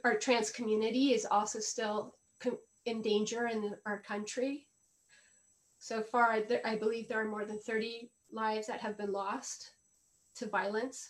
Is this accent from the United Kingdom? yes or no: no; Colombia; moved away as an adult; also born or lived in Los Angeles; now in United States; I am a Colombian woman, raised Catholic